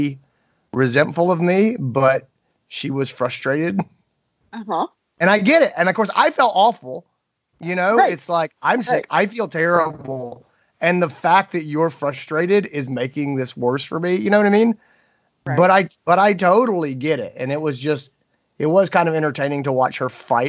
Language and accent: English; Greenville, South Carolina, United States; here in my hometown, Greenville, South Carolina